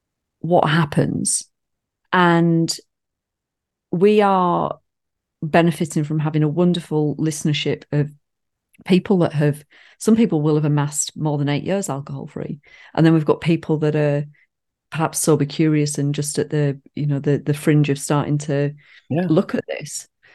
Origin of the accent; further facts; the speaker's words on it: United Kingdom; because we're British.